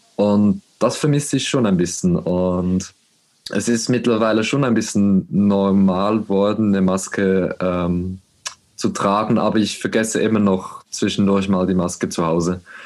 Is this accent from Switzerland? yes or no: yes; Switzerland; bei uns in der Schweiz